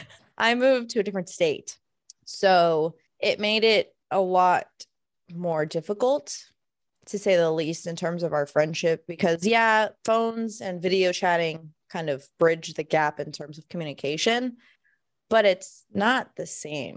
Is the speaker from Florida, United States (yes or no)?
yes; Florida, United States; moved away; we're both originally from Florida